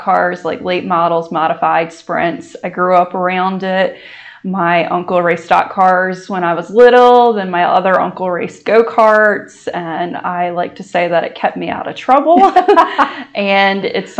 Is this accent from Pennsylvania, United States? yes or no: no; Sussex County, Delaware, United States; we are certainly Sussex County born and raised